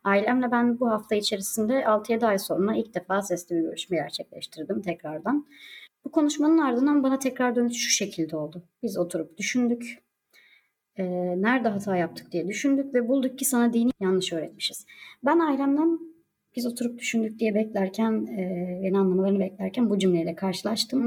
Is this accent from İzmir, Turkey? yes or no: no; Alanya, Antalya, Turkey; moved away; also born or lived in Konya; Alanya'da doğdum, büyüdüm ve uzun bir süre Konya'da ikamet ettim.